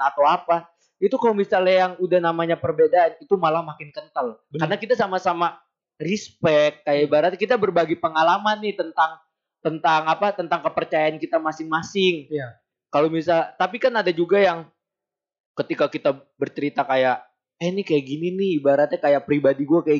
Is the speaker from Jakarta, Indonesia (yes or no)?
yes; Jakarta, Indonesia; gue lahir dari kecil ibaratnya gue tinggal di Jakarta tapi gue mempunyai darah darah Batak yang sangat kental karena ibaratnya nyokap bokap gue tuh dua-duanya dari Medan.